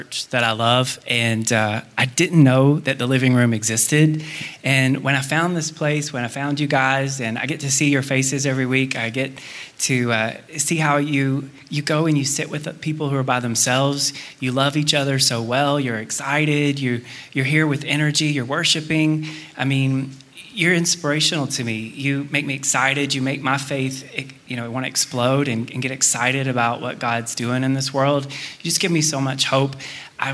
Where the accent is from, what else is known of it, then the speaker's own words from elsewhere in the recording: Auburn, Alabama, United States; I am from Auburn, Alabama